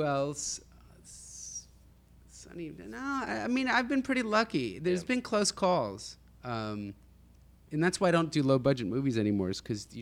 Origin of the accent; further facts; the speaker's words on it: New Jersey, United States; I grew up in Jersey